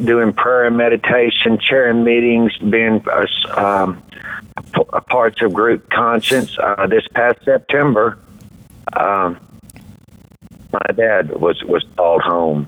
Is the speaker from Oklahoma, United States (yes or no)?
no; Deer Park, Texas, United States; also born or lived in Houston, Texas; I grew up in Deer Park, which is on the southeast side of Houston